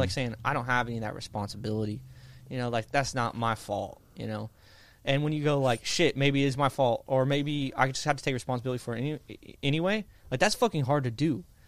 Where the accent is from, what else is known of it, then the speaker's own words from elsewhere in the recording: Indiana, United States; I grew up in Indiana